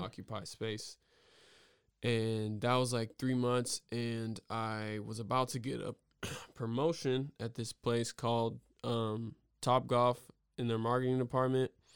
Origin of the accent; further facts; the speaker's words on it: the South, United States; as an African-American male growing up in the South